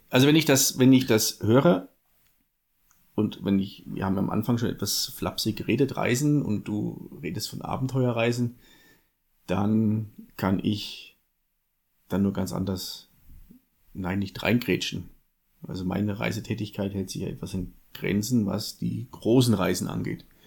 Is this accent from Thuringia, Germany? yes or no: yes; Southern Thuringia, Germany; accent: Franconian-tinged; moved away; also born or lived in Lichtenfelser Land, Bavaria; Zugroaster aus Südthüringen. Also der südliche Zipfel von Thüringen, deswegen auch der fränkische Spracheinschlag